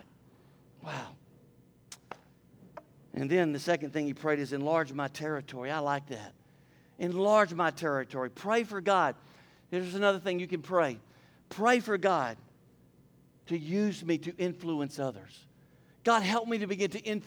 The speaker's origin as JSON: {"language": "English", "town": "Port Neches", "region": "Texas", "country": "United States", "tie": "born or raised there", "said": "I grew up here in Port Neches."}